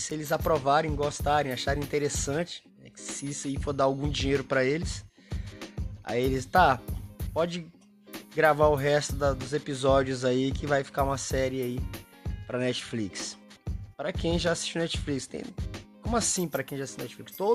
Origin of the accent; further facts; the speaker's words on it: Maranhão, Brazil; Para quem não me conhece, eu sou do interior do Maranhão, do interior, não sou da cidade grande, não sou um cara. Acho que a maioria dos nordestinos vieram do interior uh, em busca de oportunidades na cidade grande.